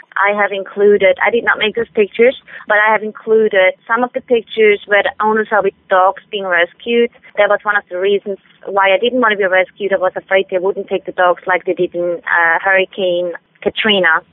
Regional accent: Switzerland; English is a second language; moved away as an adult; now in United States; I am from Switzerland. I was born and raised in Switzerland.

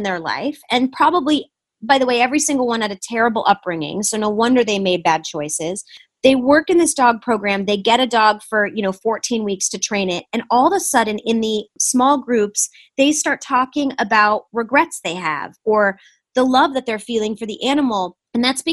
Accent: Michigan, United States; moved away; also born or lived in Huntington Woods, Michigan; we're both from Michigan

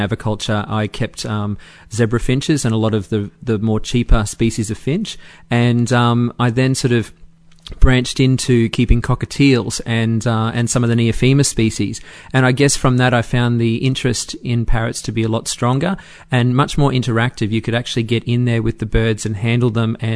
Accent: Brisbane, Queensland, Australia; my hometown of Brisbane

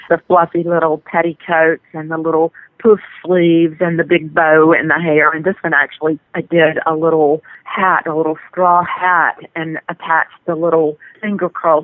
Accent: North Carolina, United States; I'm from North Carolina. I spend a lot of time on the coast.

